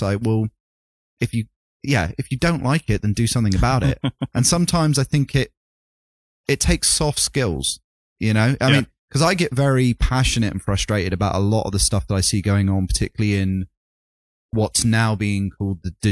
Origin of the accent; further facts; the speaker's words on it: United Kingdom; I'm British